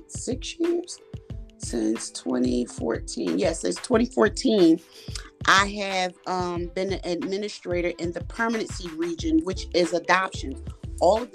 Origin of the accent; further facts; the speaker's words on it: Philadelphia, Pennsylvania, United States; I'm from Philadelphia, Pennsylvania.